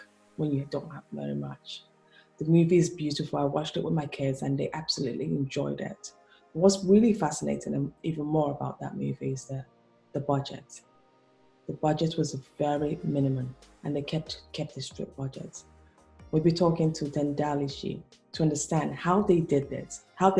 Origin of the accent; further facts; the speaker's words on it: Nigeria; I'm originally from Nigeria.